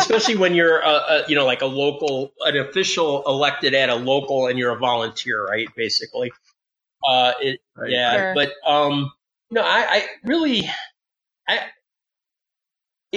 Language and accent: English; Detroit, Michigan, United States; moved away; I lived in Michigan and I grew up in the Detroit area